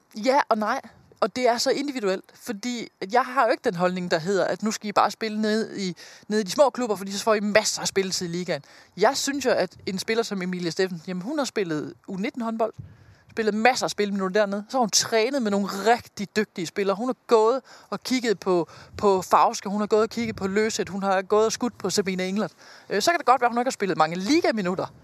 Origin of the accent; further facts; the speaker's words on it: Denmark; som dansker